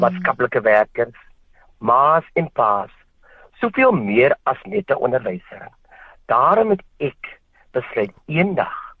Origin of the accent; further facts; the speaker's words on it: Wellington, Western Cape, South Africa; moved away as an adult; also born or lived in Kakamas, Northern Cape; Ek het groot geword in 'n Bolandse dorp genaamd Wellington